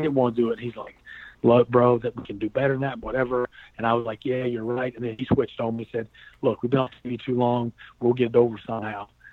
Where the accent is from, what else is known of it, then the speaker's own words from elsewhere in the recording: North Carolina, United States; I'm from North Carolina